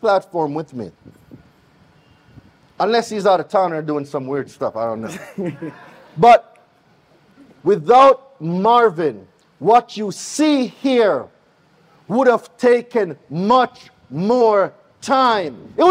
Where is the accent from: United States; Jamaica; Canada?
Jamaica; accent: Jamaican; You cannot miss my accent nowhere. Why? Because I'm Jamaican